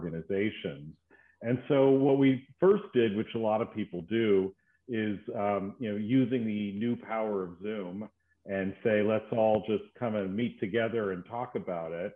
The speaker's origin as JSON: {"language": "English", "country": "United States", "moved": "as an adult", "lives_now": "Sydney, Australia", "said": "As you can probably tell from my accent, I'm not originally from Australia, from the States"}